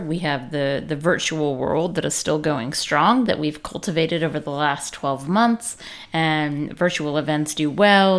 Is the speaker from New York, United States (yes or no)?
no; Chico, California, United States; Chico, which loyal listeners will know that is my hometown.